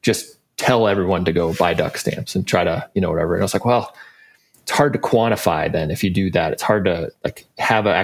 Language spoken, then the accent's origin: English; South Dakota, United States; Josh and I grew up in South Dakota